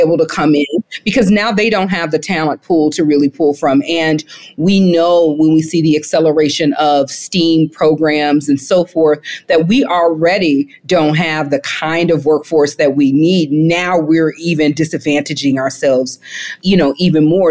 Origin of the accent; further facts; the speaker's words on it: the South, United States; growing up in the South